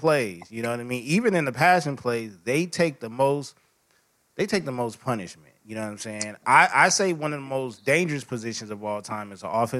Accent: California, United States; I'm from Cali

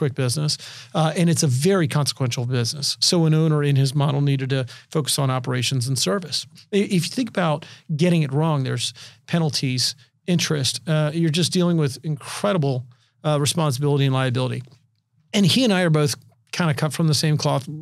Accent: Richmond, Virginia, United States; now in San Diego, United States; I'm originally from Richmond, Virginia.

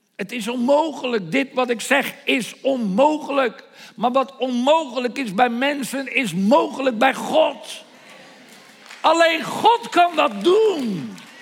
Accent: Netherlands; Nederland is mijn thuisland.

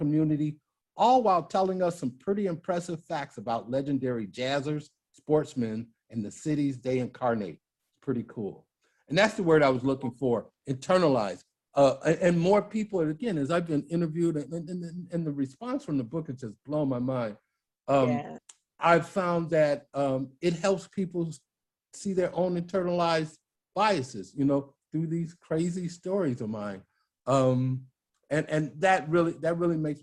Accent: Maywood, Illinois, United States; I grew up in Maywood, Illinois

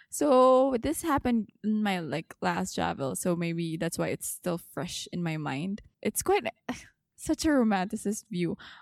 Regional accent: Dubai, United Arab Emirates; I'm from Dubai

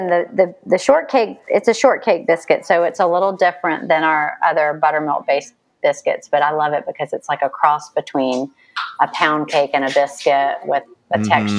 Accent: the South, United States; accent: Southern; also born or lived in New York; my Southern accent

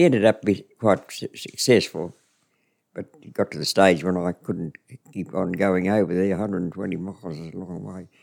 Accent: Winton, Queensland, Australia; also born or lived in Charters Towers; I was never in Winton. I was out on the property, which was about oh, 104 kilometres out

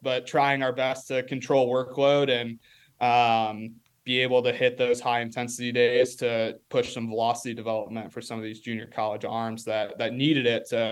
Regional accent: Rock Falls, Illinois, United States; moved away; come back and coach on his sophomore baseball team there in my hometown

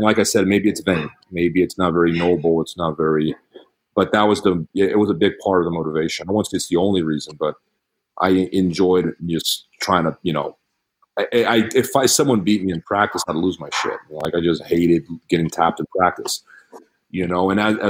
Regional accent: England, United Kingdom; I was invited because I'm English.

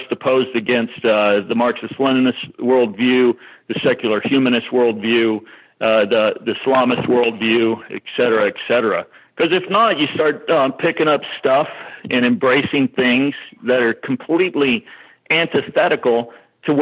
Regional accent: Lubbock, Texas, United States; I grew up in Lubbock, Texas

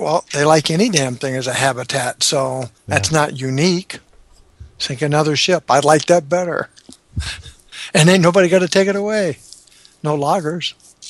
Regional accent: the South, United States; I'm from the South, and I think I pronounce it right.

